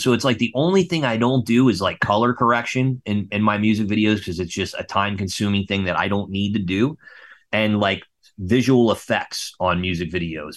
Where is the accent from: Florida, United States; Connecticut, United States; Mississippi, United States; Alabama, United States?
Florida, United States; West Palm Beach; also born or lived in Melbourne, Florida; I grew up in West Palm Beach, Florida